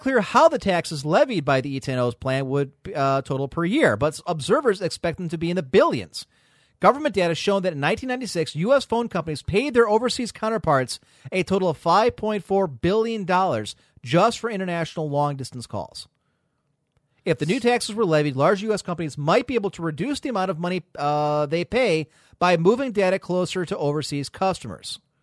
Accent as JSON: {"language": "English", "country": "United States", "said": "as an American customer"}